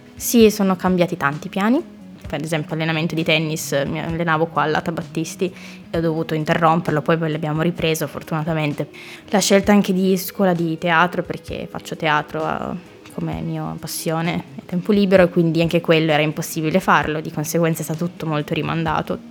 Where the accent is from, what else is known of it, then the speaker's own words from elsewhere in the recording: Mondovì, Piedmont, Italy; moved away as an adult; now in Trento, Italy; sono nata a Mondovì in provincia di Cuneo, Basso Piemonte. E mi sono trasferita 5 anni fa